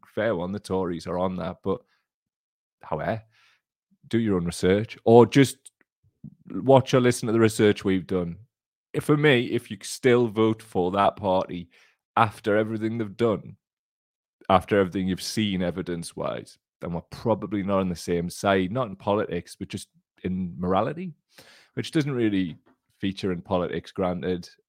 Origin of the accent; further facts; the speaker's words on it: Blaydon constituency, North East England, United Kingdom; I grew up in the Bladen constituency